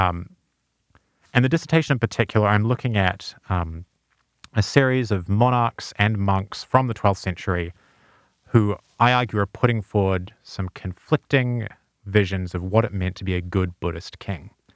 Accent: New Zealand; moved away; I'm from New Zealand.

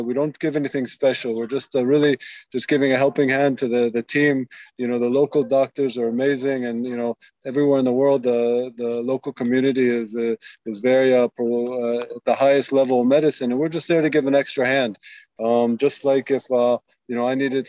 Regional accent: Washington, District of Columbia, United States; moved away as an adult; now in Israel; I'm originally from Washington, D.C., and I came to Israel when I was 18.

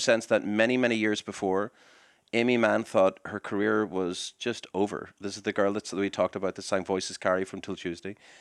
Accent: Belfast, Northern Ireland, United Kingdom; now in United States; growing up in Belfast and the moving and stuff like

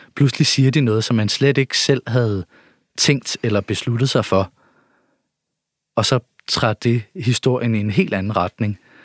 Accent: Nørre Ørum, Denmark; born or raised there; moved away

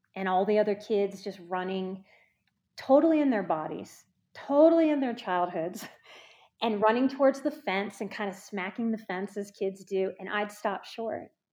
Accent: New Orleans, Louisiana, United States; I'm from New Orleans

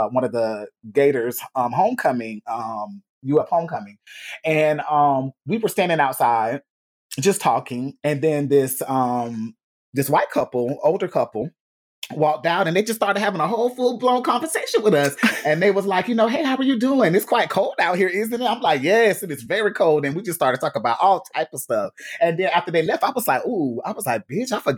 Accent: Gainesville, Florida, United States; moved away; I was born in Gainesville, Florida, hometown

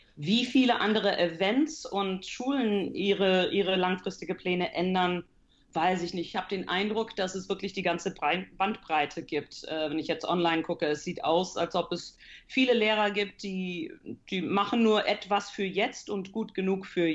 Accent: Canada; moved away as an adult; now in Heidelberg, Germany; Also ich komme aus Kanada äh, aber meine Familie ist deutsch. Also meine Eltern äh, waren beide deutsch, sind beide in die USA äh, separat hingezogen, haben sich dort kennengelernt, nach Kanada hingezogen. Mein Bruder und ich sind dort geboren und aufgewachsen

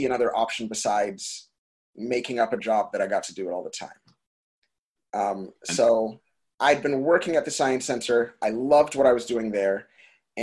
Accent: Brampton, Ontario, Canada; I am born in Brampton. So it's about 45 minutes northwest of Toronto

